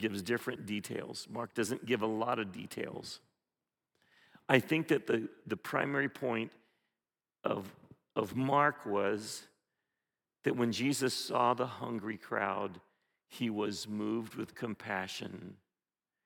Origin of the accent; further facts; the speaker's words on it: Philippines; moved away; when I grew up in the Philippines, we had this thing called pandesal